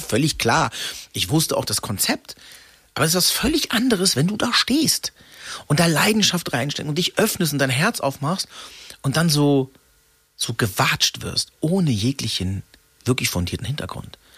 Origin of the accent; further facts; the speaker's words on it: Freiburg, Baden-Württemberg, Germany; durch das Ausländersein in Freiburg, wo ich geboren bin